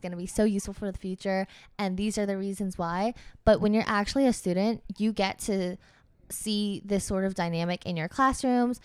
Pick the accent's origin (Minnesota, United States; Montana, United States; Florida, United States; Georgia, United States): Georgia, United States; I'm from Georgia, so in my head, tech was just, like, where all the STEM kids from my high school end